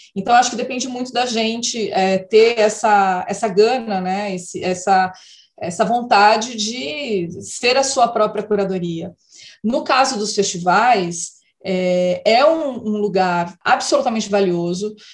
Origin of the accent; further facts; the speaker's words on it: Casa Branca, São Paulo, Brazil; moved away; como eu morava no interior, a Gazeta não chegava, né? Então, quando eu saí de Casa Branca e fui para São Paulo